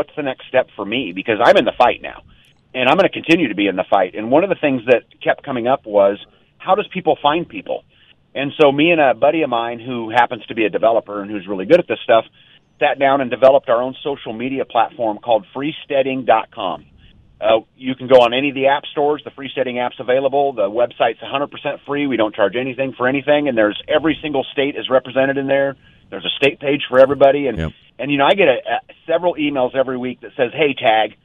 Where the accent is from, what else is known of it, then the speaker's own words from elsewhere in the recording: Castle Rock, Colorado, United States; moved away as an adult; I grew up in Castle Rock